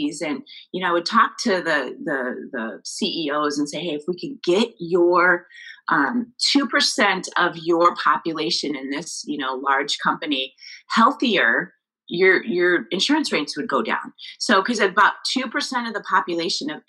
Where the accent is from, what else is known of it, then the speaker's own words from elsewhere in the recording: Billings, Montana, United States; moved away as an adult; also born or lived in Arizona / Florida; I grew up in Billings, Montana